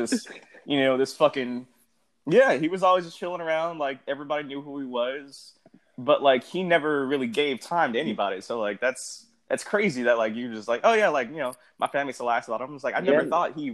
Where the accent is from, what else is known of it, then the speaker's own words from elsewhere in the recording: West Coast, United States; we grew up on the West Coast